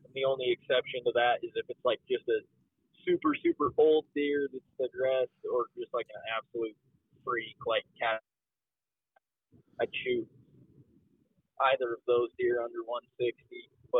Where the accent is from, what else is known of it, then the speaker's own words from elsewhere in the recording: Colorado, United States; both Caleb and I, we grew up in Colorado together.